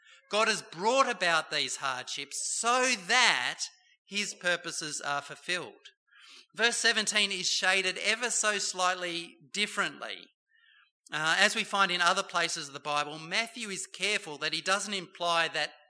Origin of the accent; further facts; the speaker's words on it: Bowral, New South Wales, Australia; Don Bradman came from my hometown, Bowral, New South Wales